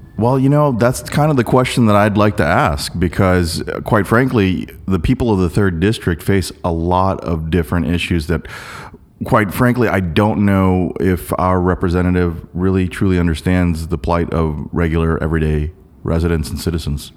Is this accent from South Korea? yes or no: yes; South Korea; now in Portland, United States; I was born in Korea